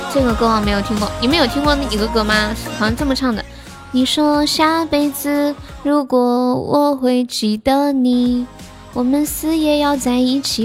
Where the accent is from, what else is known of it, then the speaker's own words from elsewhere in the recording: Sichuan, China; moved away as an adult; also born or lived in Shenzhen; 我是四川的呀。我是四川的